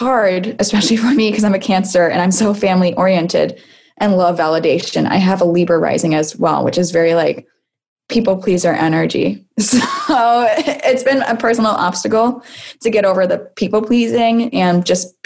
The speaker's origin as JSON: {"language": "English", "town": "Salem", "region": "Massachusetts", "country": "United States", "said": "I am from Salem, Massachusetts as well"}